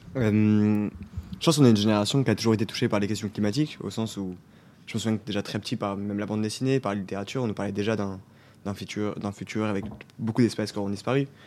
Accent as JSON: {"language": "French", "country": "Switzerland", "said": "en tant que Suisse"}